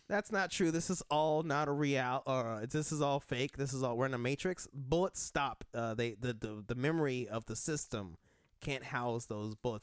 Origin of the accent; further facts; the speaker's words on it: Denver, Colorado, United States; I'm from Denver